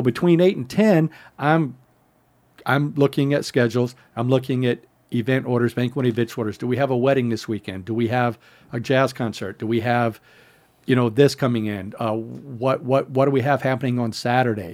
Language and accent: English; San Diego, California, United States; I was from San Diego area